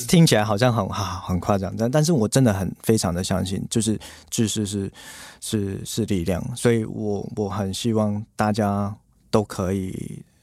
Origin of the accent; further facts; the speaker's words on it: Hong Kong; now in Taiwan; 我是在香港出生